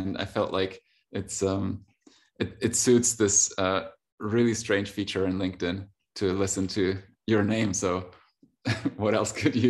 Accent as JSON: {"language": "English", "country": "Germany", "tie": "born or raised there", "also_born_or_lived": "Russia", "said": "I'm from Russia. So I was born in Russia and moved to Germany when I was about six, and then went to school, uni, basically German socialized."}